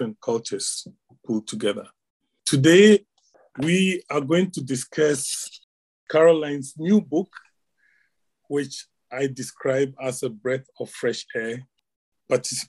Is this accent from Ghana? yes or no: yes; Ghana; moved away as an adult; now in Glasgow, United Kingdom; I'm originally from Ghana